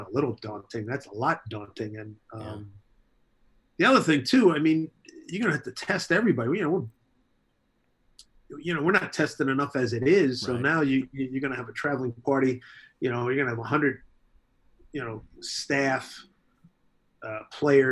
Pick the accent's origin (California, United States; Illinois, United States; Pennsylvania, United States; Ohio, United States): Pennsylvania, United States; Philadelphia; now in New York City, United States; When I was a kid growing up in Philly